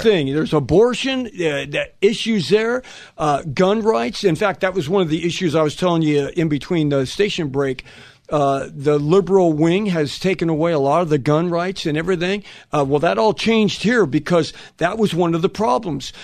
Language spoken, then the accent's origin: English; Los Angeles, California, United States; I'm from Los Angeles.